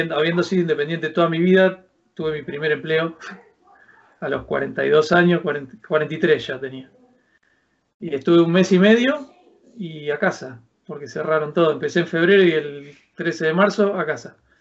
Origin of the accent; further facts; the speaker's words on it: Argentina; moved away as an adult; now in Alcalá de Henares, Spain; Soy un argentino que se vino a vivir a los 42 años a España